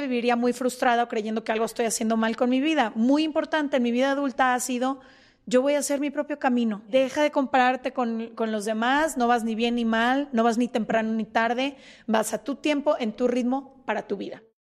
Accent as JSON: {"language": "Spanish", "town": "Guadalajara", "region": "Jalisco", "country": "Mexico", "said": "nosotras somos de Guadalajara"}